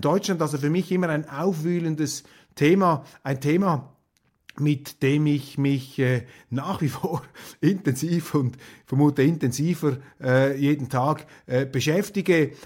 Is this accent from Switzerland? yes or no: yes; Switzerland; als Schweizer